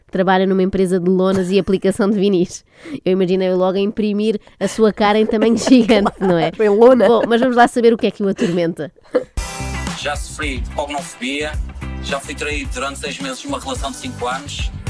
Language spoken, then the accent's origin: Portuguese; Vilamoura, Faro, Portugal; tenho 26 anos e sou de Vila Moura.